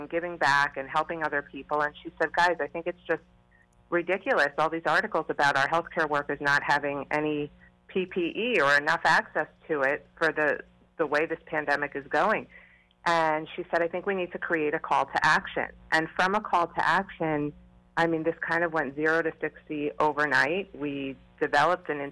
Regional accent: Long Island, New York, United States; moved away as an adult; also born or lived in Rockville Centre, New York; now in Miami, United States; By way of Long Island. I grew up on Long Island.

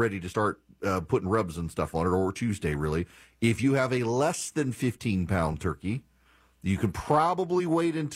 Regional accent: Louisiana, United States; I'm from Louisiana

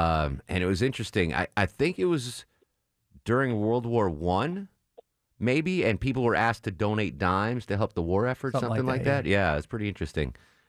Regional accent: Northeast, United States; But like on any buffet growing up in the Northeast, that was, it was, there was always a baked ziti.

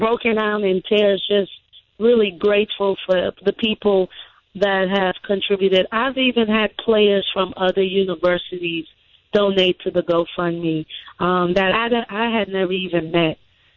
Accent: Bahamas; moved away as an adult; now in Mississippi, United States; I was born and raised in the Bahamas.

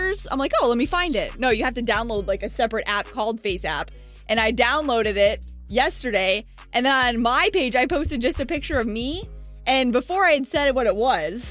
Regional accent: Tampa, Florida, United States; now in Orlando, United States; that's where I'm from.

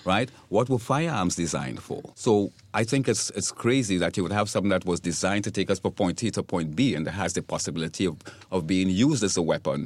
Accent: Trinidad & Tobago; now in Florida, United States; my native country. I'm from Trinidad and Tobago.

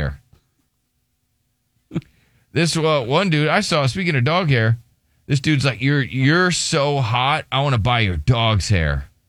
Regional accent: Texas, United States; I'm from Texas. Like, oh, man, I'm from Texas, and I'm so glad he's gone.

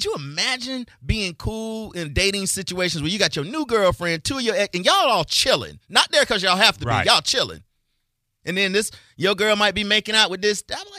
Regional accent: Tallahassee, Florida, United States; I had a lot of friends that I had all growing up in Tallahassee

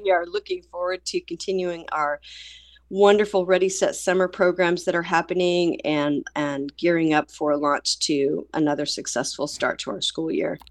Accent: Tulsa, Oklahoma, United States; this is my hometown. This is the s, the school district that raised me. I'm crazy mad in love with Tulsa

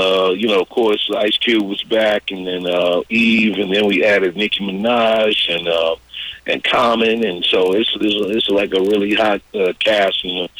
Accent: St. Louis, Missouri, United States; I was coming from St. Louis

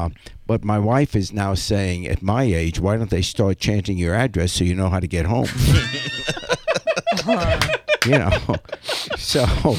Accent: England, United Kingdom; born or raised there; now in United States

